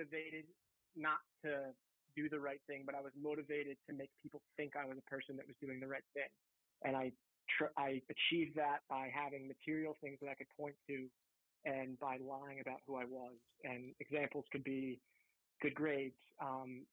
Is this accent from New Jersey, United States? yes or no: no; right outside Philadelphia, Pennsylvania, United States; I grew up in right outside Philadelphia in an affluent area